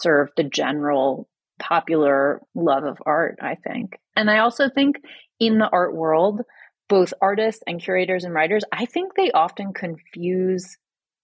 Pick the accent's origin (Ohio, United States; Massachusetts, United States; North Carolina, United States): Massachusetts, United States; Boston; also born or lived in New York City; now in Asheville, United States; I grew up in Boston, lived in New York City